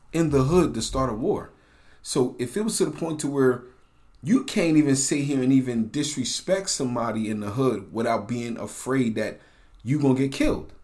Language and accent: English; United States; also born or lived in New Jersey / New York; growing up in New Jersey in the eighties and nineties or New York?